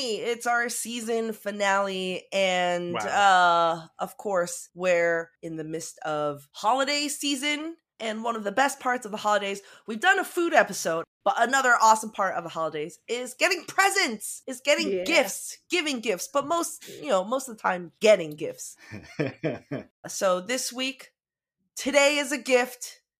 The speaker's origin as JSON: {"language": "English", "town": "Sterling", "region": "Virginia", "country": "United States", "lives_now": "Madrid, Spain", "said": "currently live in Madrid, Spain, where I teach middle school language arts in an American school, but I'm originally from Sterling, Virginia."}